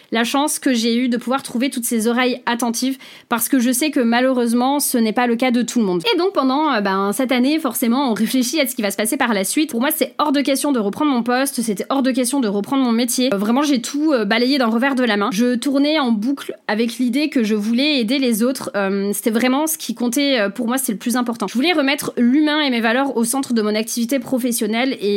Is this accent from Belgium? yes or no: no; Saint-Jean-de-Luz, Nouvelle-Aquitaine, France; now in Bordeaux, France; j'ai 35 ans, je suis originaire du Pays Basque, Saint-Jean-de-Luz pour ceux qui connaissent, et je vis à Bordeaux